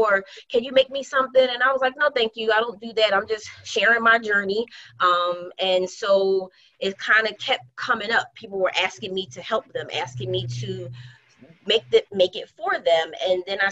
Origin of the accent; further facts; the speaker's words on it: Philadelphia, Pennsylvania, United States; West Philly born and bred, Southwest I represent as well